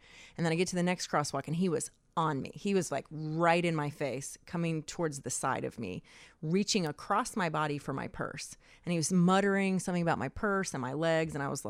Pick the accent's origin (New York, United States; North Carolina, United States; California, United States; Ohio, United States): North Carolina, United States; Asheville; born there; also born or lived in Atlanta / Fort Worth; Yeah. I was born in Asheville, North Carolina.